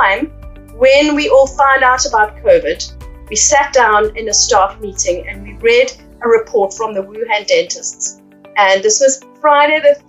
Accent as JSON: {"language": "English", "town": "Cape Town", "region": "Western Cape", "country": "South Africa", "tie": "born or raised there", "also_born_or_lived": "Johannesburg, South Africa", "moved": "as an adult", "lives_now": "United Kingdom", "said": "my hometown in Cape Town"}